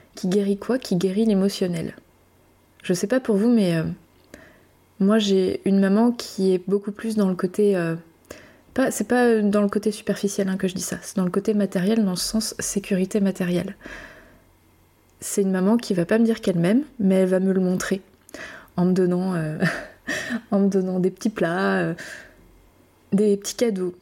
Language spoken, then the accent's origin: French; Brittany, France; je suis française. Française euh, en métropole, je viens de Bretagne.